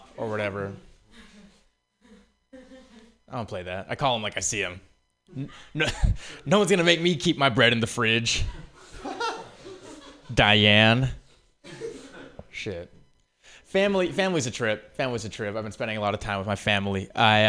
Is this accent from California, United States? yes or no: yes; Oakland, California, United States; But I'm from the Bay. I'm from Oakland